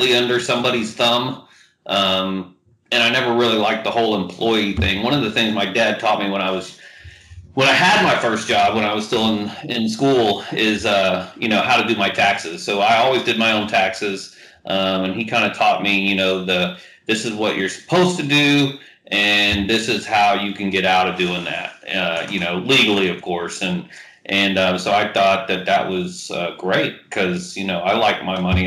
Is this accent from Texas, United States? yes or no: yes; Houston, Texas, United States; I've been back in the greater Houston area pretty much since then